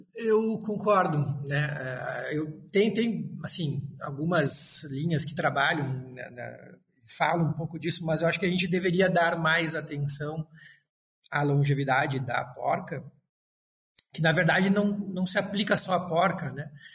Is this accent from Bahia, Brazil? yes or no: no; Frederico Westphalen, Rio Grande do Sul, Brazil; moved away as an adult; vinha do interior e pensava em voltar para o interior, trabalhar com coisas próximas. E a, a minha cidade, eu sou de Frederico Westphalen